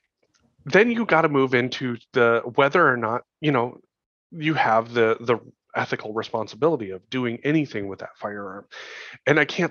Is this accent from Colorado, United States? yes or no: no; Montana, United States; I grew up in Montana.